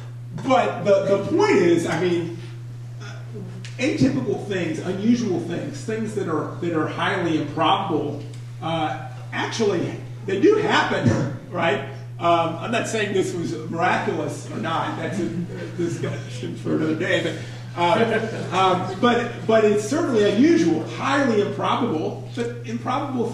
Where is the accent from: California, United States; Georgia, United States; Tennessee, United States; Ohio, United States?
Georgia, United States; Atlanta; moved away; I'm from Atlanta